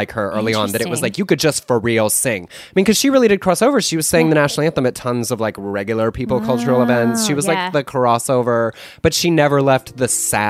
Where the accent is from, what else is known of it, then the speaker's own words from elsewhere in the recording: Spring, Texas, United States; also born or lived in Waco, Texas; I was born in Waco, grew up in suburban Houston, went to the first Baptist